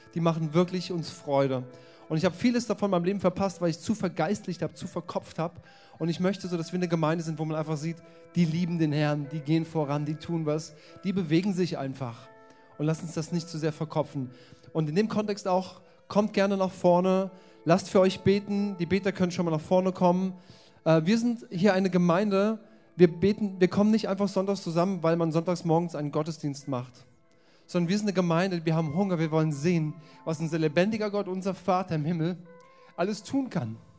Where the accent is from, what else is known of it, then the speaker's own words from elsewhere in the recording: Germany; als Europäer oder als Deutsche